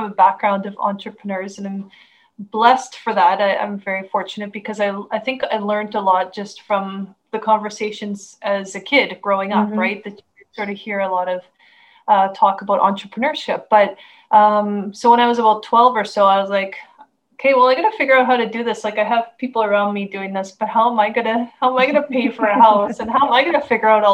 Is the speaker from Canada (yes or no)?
yes; Canada; I'm from Canada. And I live the rural life